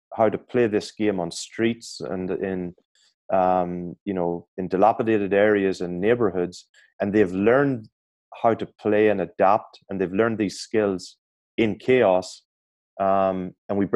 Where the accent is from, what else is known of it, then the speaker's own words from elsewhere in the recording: Ireland; I'm an Irish guy.